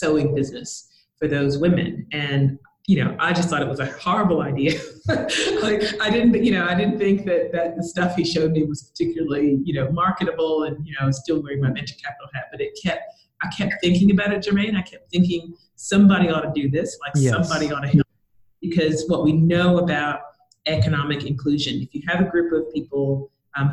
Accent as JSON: {"language": "English", "country": "United States", "moved": "as an adult", "lives_now": "Australia", "said": "I came to Australia, so I'm American. I came to Australia to take on a sales manager job."}